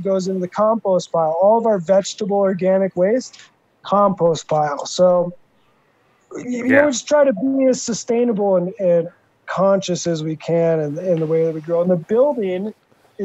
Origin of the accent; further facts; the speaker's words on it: Little Perm, Minnesota, United States; moved away; 30 minutes from where I grew up in Little Perm, Minnesota